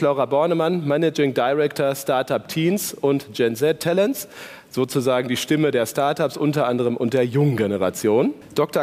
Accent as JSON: {"language": "German", "area": "Paderborn area", "region": "North Rhine-Westphalia", "country": "Germany", "said": "Wir kommen ja beide aus dem Paderborner Land"}